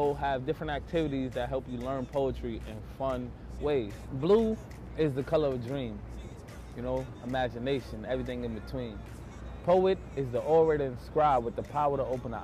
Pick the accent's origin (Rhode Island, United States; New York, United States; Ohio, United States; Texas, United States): New York, United States; New York City; I grew up in Brownsville, New York, which is like an area of extreme poverty